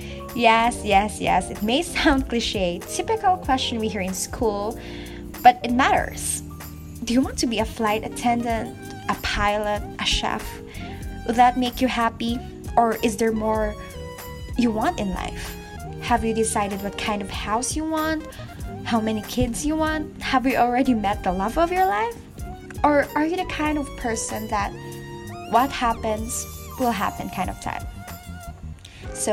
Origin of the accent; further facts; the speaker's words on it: Philippines; from the Philippines